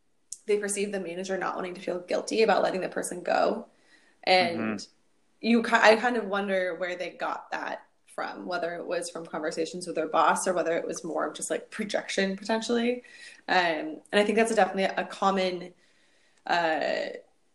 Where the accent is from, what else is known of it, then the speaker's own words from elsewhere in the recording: Pacific Northwest, United States; I'm from the Pacific Northwest